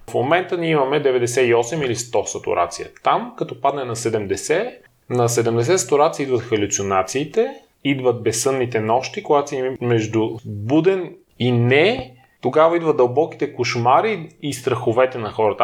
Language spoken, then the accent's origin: Bulgarian; Lom, Montana Province, Bulgaria; moved away as an adult; now in Sofia, Bulgaria; Аз живеех до 19 ти годишнина. Роден съм в София, но след това а, моите родители отново се преместят в Лом. Основното и средното ми образование беше в Лом.